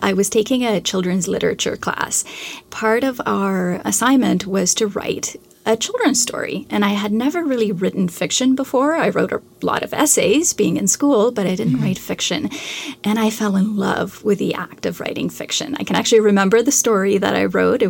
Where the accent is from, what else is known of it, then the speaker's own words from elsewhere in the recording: Canada; I'm Canadian, so I had to read a great deal of Canadian literature